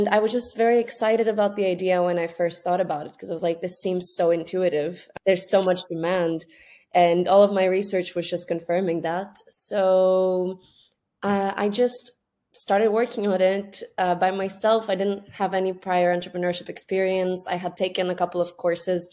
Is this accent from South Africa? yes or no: no; Greece; moved away as an adult; also born or lived in Scotland; I'm from Greece. And at that point, I had just gone back home due to COVID from studying in the UK.